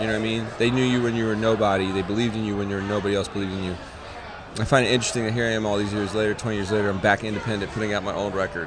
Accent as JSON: {"language": "English", "region": "Florida", "country": "United States", "said": "I'm coming from Florida"}